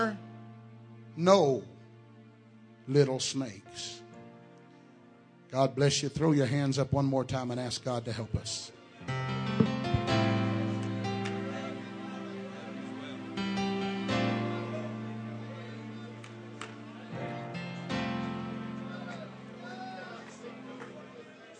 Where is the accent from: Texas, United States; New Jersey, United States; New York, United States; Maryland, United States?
Texas, United States; I am from Texas